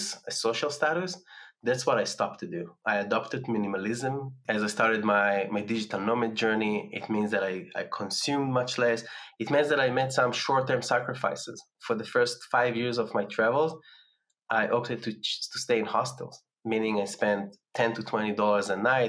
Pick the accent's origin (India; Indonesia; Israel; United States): Israel; Tel Aviv, Tel Aviv District; moved away as an adult; my hometown in Tel Aviv